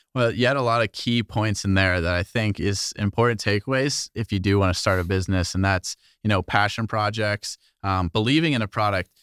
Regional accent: New Jersey, United States; moved away as an adult; also born or lived in Rochester; I grew up in New Jersey

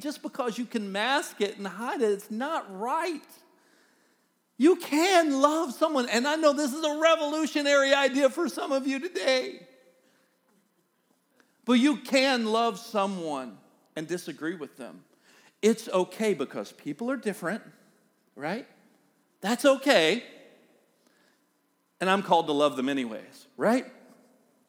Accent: the South, United States; accent: Southern; We're both from the South, and we have accents

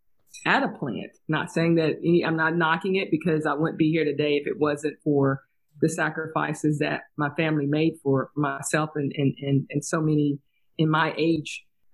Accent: East Tennessee, United States; born or raised there; moved away

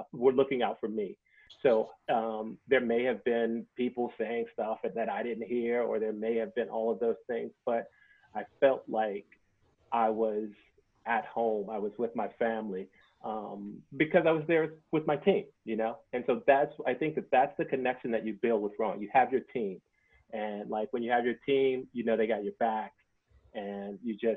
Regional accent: Washington, District of Columbia, United States; growing up in Washington, D.C., most of my friends were Black

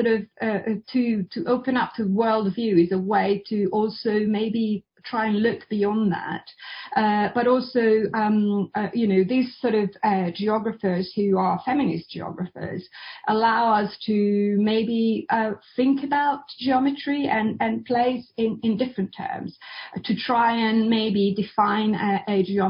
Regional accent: Italy; I was born in Italy

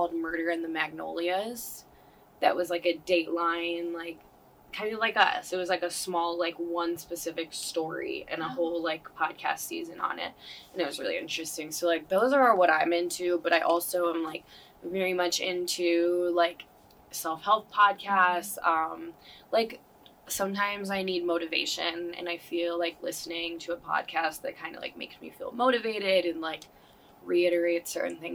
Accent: Dyer, Indiana, United States; also born or lived in Serbia / Schererville, Indiana; now in St. John, United States; I moved back to the States when I was about 9, in 4th grade, and I moved to, like, Dyer

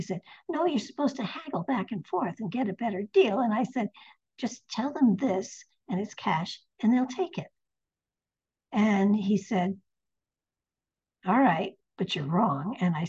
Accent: Connecticut, United States; now in Nashville, United States; When I moved here to Nashville, I came from Connecticut, which is very much north, very much northern.

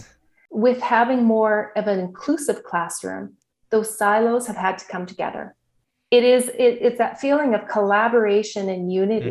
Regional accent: Saskatoon, Saskatchewan, Canada; I grew up in Saskatoon, Saskatchewan

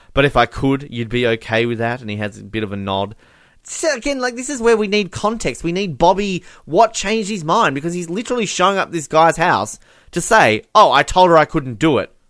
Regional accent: Australia; I'm Australian

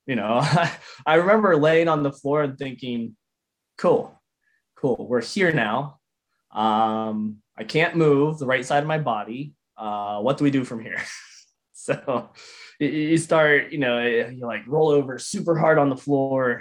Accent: near Tarentum, Pittsburgh area, Pennsylvania, United States; that was near my hometown. It's kind of out near Tarentum area there.

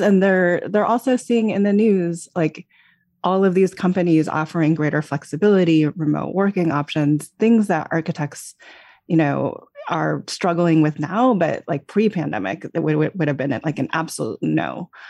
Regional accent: Los Alamos, New Mexico, United States; I grew up in Los Alamos, New Mexico, which is, uh, a, an unusual small town to grow up

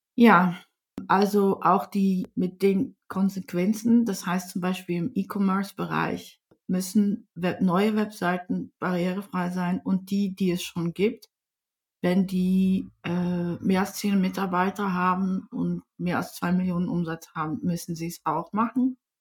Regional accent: Netherlands; first language Dutch; German is a second language; now in Germany; Ich bin aus Holland, da muss ich euch auch ein bisschen vorwarnen. Ich spreche zwar ziemlich fließend Deutsch

